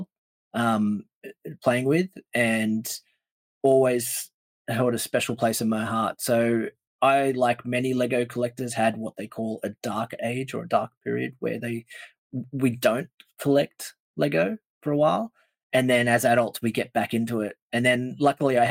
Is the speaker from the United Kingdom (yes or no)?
no; Australia; we're sitting here as Australian collectors